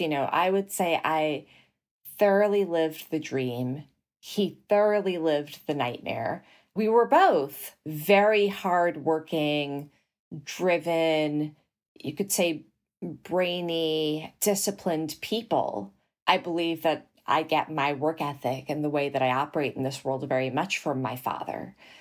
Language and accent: English; New York City, New York, United States; also born or lived in Morocco / New Jersey; I was raised in Flushing, Queens, in New York City